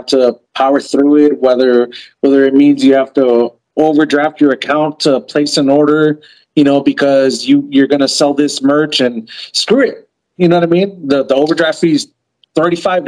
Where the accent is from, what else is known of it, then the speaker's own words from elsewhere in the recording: East Coast, United States; moved away; also born or lived in New York / New Jersey / Pennsylvania; I'm from the East Coast originally, and I've lived in my car through New York and New Jersey and Pennsylvania winters